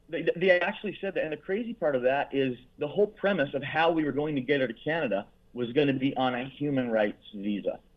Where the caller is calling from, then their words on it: Dominican Republic; That's right. I'm calling you from Dominican Republic.